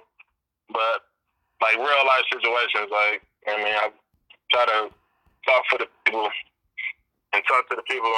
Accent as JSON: {"language": "English", "town": "Detroit", "region": "Michigan", "country": "United States", "tie": "born or raised there", "said": "growing up in Michigan, in Detroit, I was introduced to my environment kind of early"}